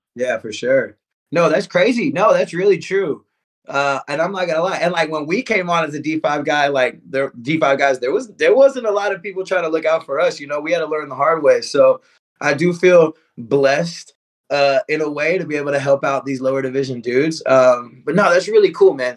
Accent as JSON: {"language": "English", "town": "Houston", "region": "Texas", "country": "United States", "said": "I'm from Houston."}